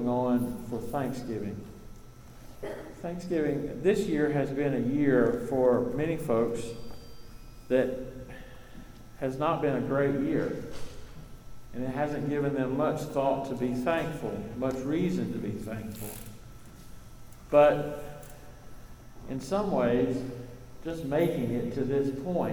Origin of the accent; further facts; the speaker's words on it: Eastern North Carolina, United States; I grew up in Eastern North Carolina.